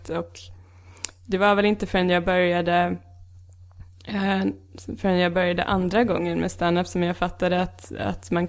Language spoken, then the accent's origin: Swedish; Växjö, Kronoberg County, Sweden; jag är från Växjö. Så att det är 18 timmar med tåg.